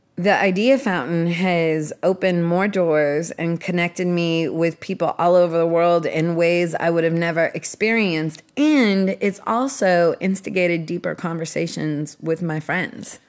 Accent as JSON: {"language": "English", "town": "Seattle", "region": "Washington", "country": "United States", "tie": "born or raised there", "said": "I started out growing up in Seattle being obsessed with music when I was twelve years old"}